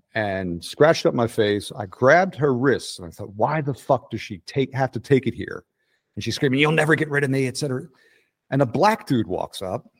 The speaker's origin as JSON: {"language": "English", "town": "Clifton Heights", "region": "Pennsylvania", "country": "United States", "also_born_or_lived": "West Philadelphia / Center City, Philadelphia / Portland", "accent": "Philadelphia", "moved": "yes", "lives_now": "Atlanta, United States", "said": "I'm from Clifton Heights"}